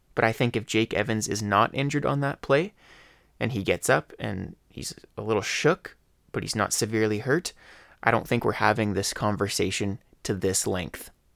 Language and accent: English; Leduc, Alberta, Canada; I love my hometown, Laduca, Alberta. This is my home. I've been here since day one